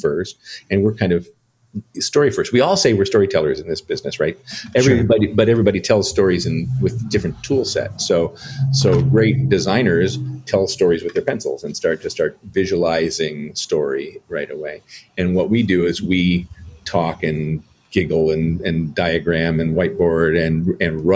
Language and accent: English; Chicago, Illinois, United States; moved away; I didn't grow up in California like a lot of folks did. I grew up in Chicago.